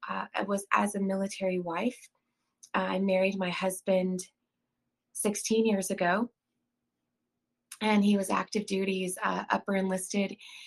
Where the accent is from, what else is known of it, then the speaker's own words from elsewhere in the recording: Austin, Texas, United States; born there; now in South Carolina, United States; I'm a native Texan. I was born in Austin. I did not grow up there. I moved around quite a bit.